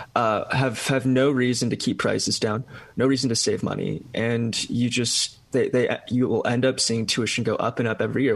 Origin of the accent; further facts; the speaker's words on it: California, United States; my home state of California